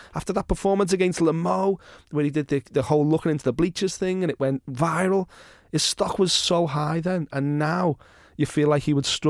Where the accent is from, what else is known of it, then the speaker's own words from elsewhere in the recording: United Kingdom; I'm a British fight fan at my core, and I wanted a British world champion to lose because of that video.